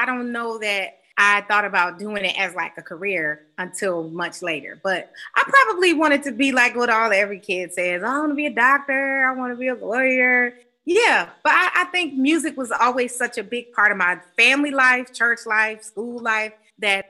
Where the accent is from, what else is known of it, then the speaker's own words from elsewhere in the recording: Detroit, Michigan, United States; now in New York, United States; I grew up in Detroit at a church called Greater Grace Temple.